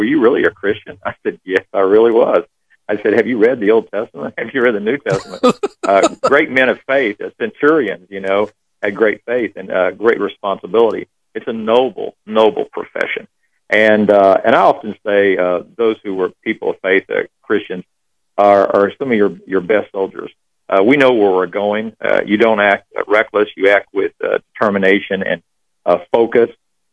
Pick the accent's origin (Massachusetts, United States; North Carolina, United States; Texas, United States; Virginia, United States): Texas, United States; now in Austin, United States; I grew up in Texas